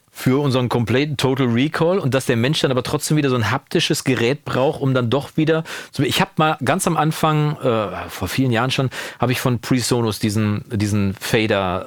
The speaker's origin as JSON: {"language": "German", "country": "Germany", "tie": "born or raised there", "said": "in Kursfeld, wo ich aufgewachsen bin"}